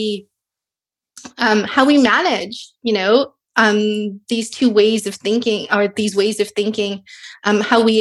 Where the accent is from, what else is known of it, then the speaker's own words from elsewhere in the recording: South Africa; also born or lived in Edmonton, Canada; now in Kingston, Canada; I was born in South Africa to indentured, you know, families, descendants of indentured laborers who were originally from South India, and then ended up in Treaty 6 territory in Edmonton